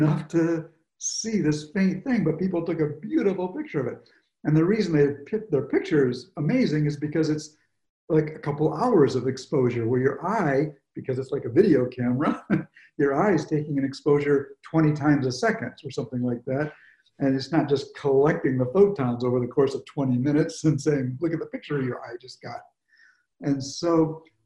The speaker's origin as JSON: {"language": "English", "region": "Michigan", "country": "United States", "tie": "born or raised there", "said": "I grew up in Michigan"}